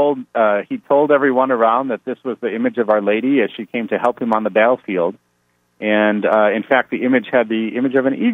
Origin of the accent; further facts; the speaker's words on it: Chicago, Illinois, United States; That's my hometown